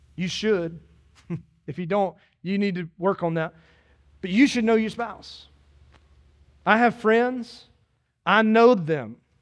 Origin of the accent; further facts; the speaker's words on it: Dillon, South Carolina, United States; I grew up in Dillon, South Carolina, in the country